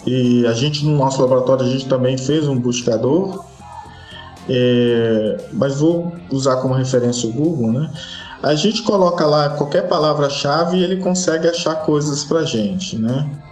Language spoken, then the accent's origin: Portuguese; Rio de Janeiro, Brazil; moved away as an adult; now in Espírito Santo, Brazil; eu sou do Rio